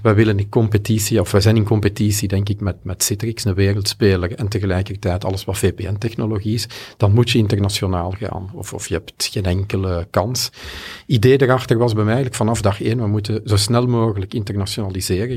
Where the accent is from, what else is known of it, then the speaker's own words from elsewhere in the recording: Belgium; Ik ben Belg natuurlijk, ik ben hier in Nederland te gast